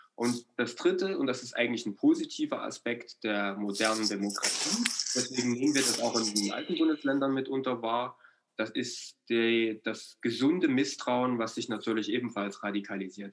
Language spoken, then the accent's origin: German; East Germany, Germany; also born or lived in Ore Mountains (Erzgebirge); als, als Ostdeutscher